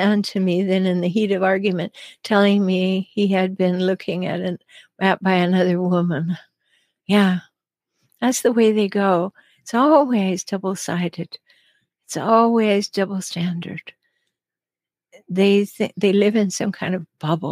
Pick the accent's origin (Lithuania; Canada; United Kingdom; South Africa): Canada; now in United States; I'm Canadian. I live in the States